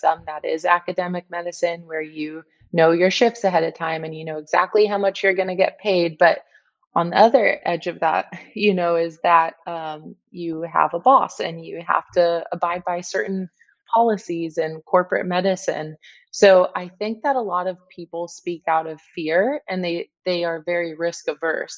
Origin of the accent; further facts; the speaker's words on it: San Diego, California, United States; moved away as an adult; also born or lived in Cleveland, Ohio / Kansas City, Missouri; now in Arizona, United States; I grew up in San Diego